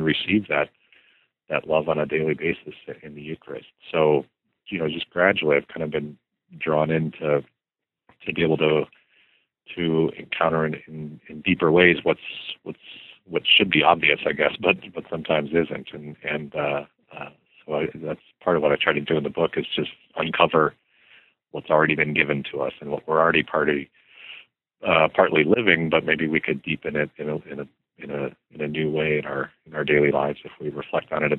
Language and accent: English; Arizona, United States; I grew up in Arizona